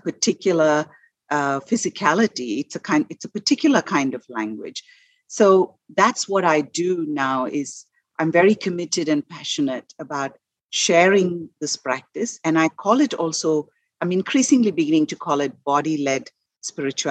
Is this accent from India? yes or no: yes; India; first language Malayalam; English is a second language; moved away as an adult; I was born and raised in India and lived for my first 21 years in India